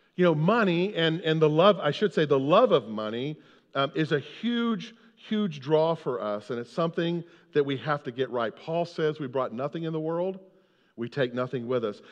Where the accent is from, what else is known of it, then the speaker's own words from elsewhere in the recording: United States; we're from America